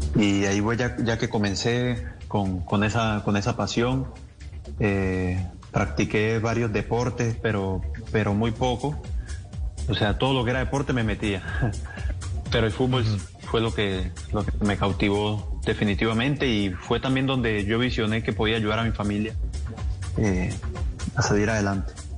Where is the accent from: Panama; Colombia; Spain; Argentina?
Colombia; Colombia es un país creyente en, Dios